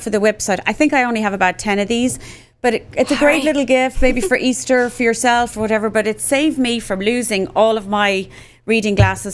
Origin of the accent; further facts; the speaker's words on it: Cork, Munster, Ireland; moved away as an adult; now in Dallas, United States; I was born and raised in Cork in Ireland, and I've been living in Texas, in Dallas, Texas, since 1996